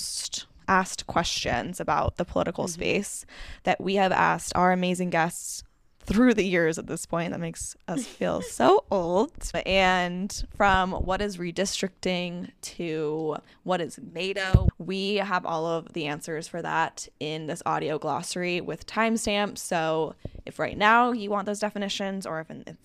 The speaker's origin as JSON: {"language": "English", "area": "South Bay, Bay Area", "region": "California", "country": "United States", "tie": "born or raised there", "also_born_or_lived": "Los Angeles, California", "said": "I grew up in California in the Bay Area in the South Bay"}